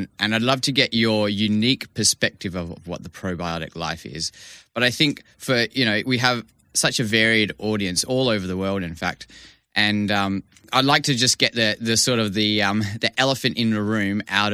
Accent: Vancouver, British Columbia, Canada; I grew up in Vancouver and was able to. Basically, we lived near the University of British Columbia because that's where my dad was studying

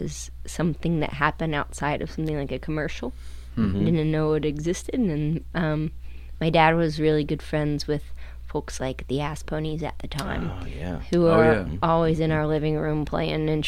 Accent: Cincinnati, Ohio, United States; also born or lived in Fort Thomas, Kentucky; was born in Cincinnati, and then east side, west side

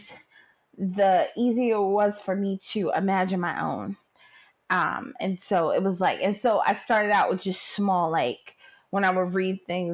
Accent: Philadelphia, Pennsylvania, United States; I'm from Philly, born and raised

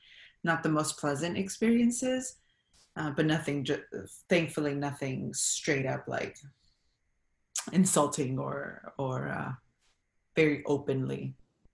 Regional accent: Los Angeles, California, United States; first language Spanish; English is a second language; So I've always identified as Guatemalan. I was born and raised here in LA, born in Gardena, and then just kind of hopped around the South Bay, mainly like Hawthorne and Redondo.

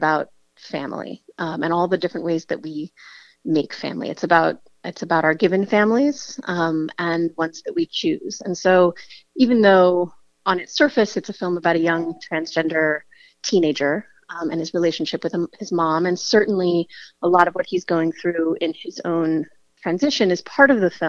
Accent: the Bay Area, California, United States; I come from the Bay Area and a really rich diversity of gender there

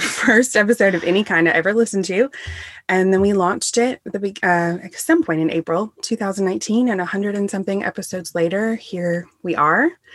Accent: the South, United States; also born or lived in England; now in Greenville, SC, United States; We're all from the South.

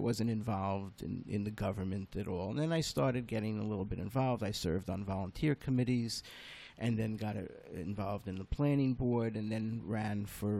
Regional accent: Lake Success, New York, United States; also born or lived in Brooklyn, New York / Bayside Hills, Queens; now in Sea Cliff, United States; I was born in Brooklyn. 2 months later, I'm brought out to Bayside Hills in Queens. Spent the first 7 years of my life there. And then my father took the family, my mom and my two older brothers, and moved us into the suburbs, into Great Neck, Lake Success.

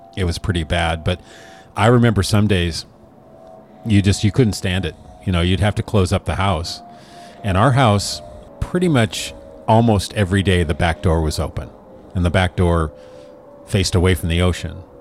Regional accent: Oregon, United States; moved away; I moved away from Oregon for the sunshine

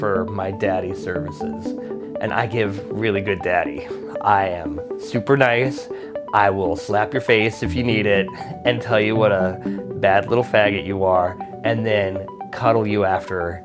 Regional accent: Tucson, Arizona, United States; I grew up in Tucson, Arizona

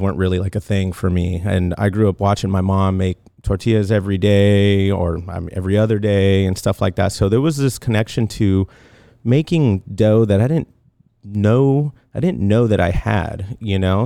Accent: Tucson, Arizona, United States; moved away as an adult; also born or lived in Los Angeles, California / Long Beach, California; now in California, United States; I'm originally from Tucson, Arizona. I moved out here to California about, I don't know, uh, little over ten years. I moved out here when I was nineteen

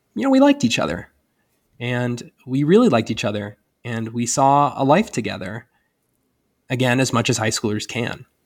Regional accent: Northwest Ohio, United States; moved away as an adult; now in Indiana, United States; I'm from Northwest Ohio

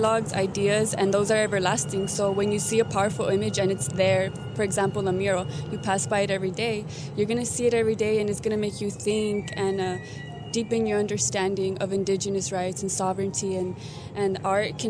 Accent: Los Angeles, California, United States; I am from Tongvaland, Los Angeles

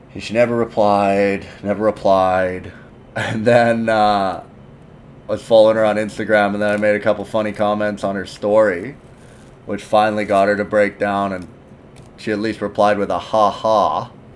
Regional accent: Canada; I'm Canadian

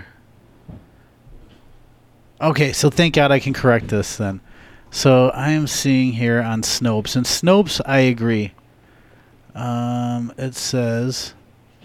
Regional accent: United States; I'm an American

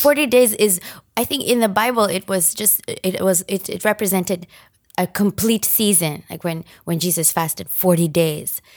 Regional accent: Nairobi, Kenya; moved away as an adult; also born or lived in Japan; now in United States; I grew up in Nairobi, Kenya, and as a result, I am Kenyan.

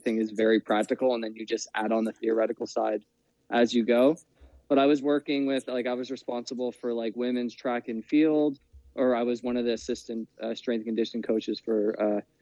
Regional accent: Cole Harbour, Nova Scotia, Canada; I'm from Nova Scotia, small town, Cole Harbour.

